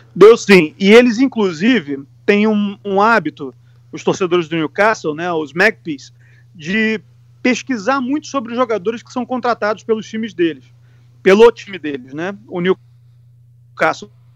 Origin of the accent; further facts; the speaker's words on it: Rio de Janeiro, Brazil; now in England; eu que sou do Rio de Janeiro, do Sudeste